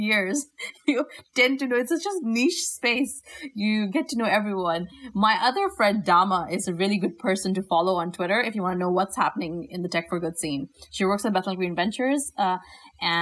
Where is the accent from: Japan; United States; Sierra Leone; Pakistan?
Pakistan; moved away; my home country of Pakistan